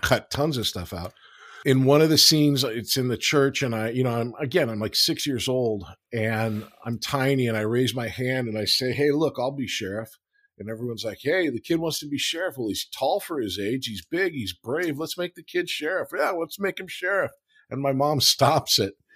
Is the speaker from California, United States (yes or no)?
yes; Los Angeles, California, United States; born or raised there